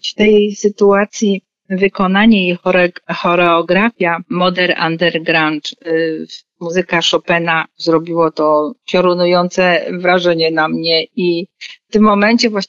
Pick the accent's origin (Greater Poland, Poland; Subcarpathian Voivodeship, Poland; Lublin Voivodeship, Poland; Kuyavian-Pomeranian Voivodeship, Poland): Greater Poland, Poland; Poznań; jako poznaniacy